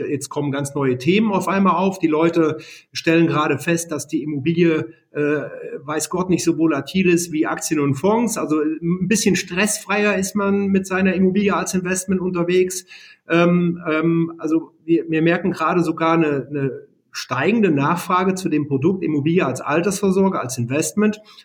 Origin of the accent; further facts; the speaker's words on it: Siegen, North Rhine-Westphalia, Germany; ich komme gebürtig aus Siegen